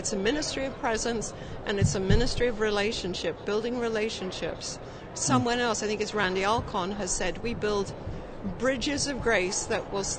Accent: England, United Kingdom; now in United States; born and raised in England.

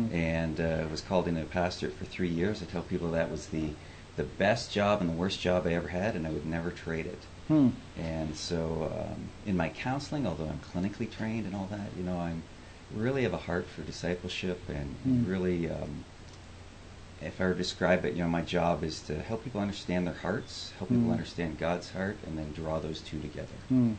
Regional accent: Southern Ontario, Canada; moved away as an adult; also born or lived in upstate New York / Chicago area; now in Chicago, United States; Well, I grew up in Canada, Southern Ontario, and went to school in upstate New York

